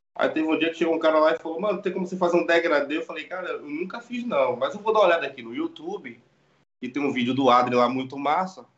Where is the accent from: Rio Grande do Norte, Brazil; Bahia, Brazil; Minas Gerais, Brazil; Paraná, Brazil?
Bahia, Brazil; Salvador; moved away as an adult; also born or lived in Ilhéus, Bahia, Brazil; now in Lisbon, Portugal; eu sou de Ilhéus, mas sempre fui criado em Salvador. Mas hoje eu trabalho em Lisboa, Portugal já tô aqui desde 2016